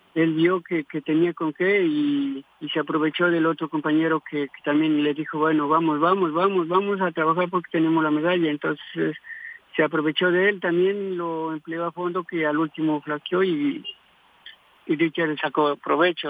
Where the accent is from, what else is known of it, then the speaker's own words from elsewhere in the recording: Tulcán, Carchi, Ecuador; de mi tierra en Tulcán